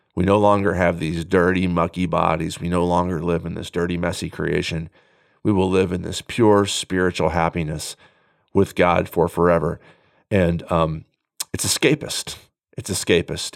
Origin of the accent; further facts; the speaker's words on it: United States; as contemporary American Christians